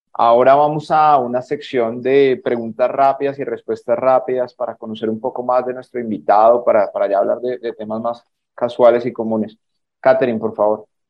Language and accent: Spanish; Colombia; nosotros como, como colombianos